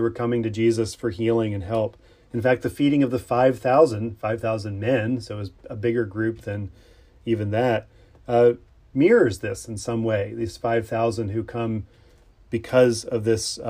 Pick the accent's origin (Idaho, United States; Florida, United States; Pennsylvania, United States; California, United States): Pennsylvania, United States; I grew up in Pennsylvania, the Keystone State